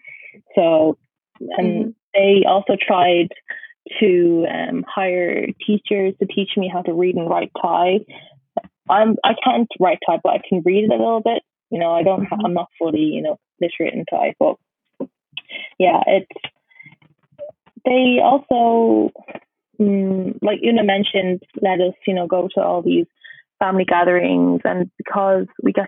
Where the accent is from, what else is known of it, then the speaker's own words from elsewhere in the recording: Ireland; my sister wasn't born in Ireland, but I was, and I always had this like Irish pride that I was born in Ireland.